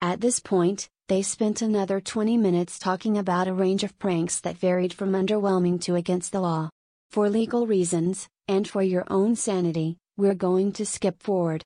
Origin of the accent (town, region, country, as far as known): United Kingdom